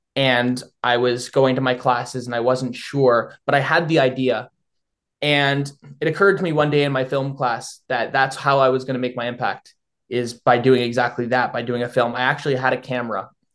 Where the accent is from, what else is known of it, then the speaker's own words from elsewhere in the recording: Thornhill, Ontario, Canada; moved away as an adult; now in London, Canada; I grew up in York Region. I was uh, was born and raised in a small town called Thornhill, I now go to school in London